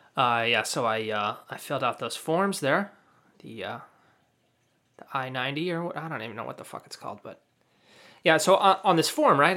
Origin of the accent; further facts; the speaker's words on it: United States; I'm a U.S. citizen.